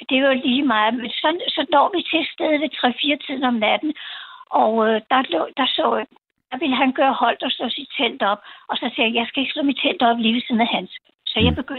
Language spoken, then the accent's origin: Danish; Copenhagen, Capital Region of Denmark, Denmark; hvor jeg kommer fra, og Danmark og København